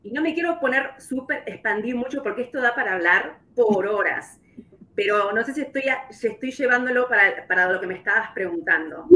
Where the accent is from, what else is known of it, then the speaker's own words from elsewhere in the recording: Uruguay; moved away as an adult; now in Kansas City, United States; soy de Uruguay, como mencionaste, ya hace 22 años que estoy aquí en Kansas